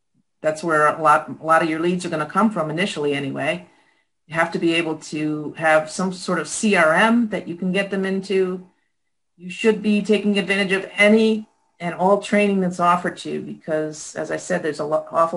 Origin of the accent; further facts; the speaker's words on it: Connecticut, United States; moved away as an adult; also born or lived in Clifton Park, New York; I grew up in Connecticut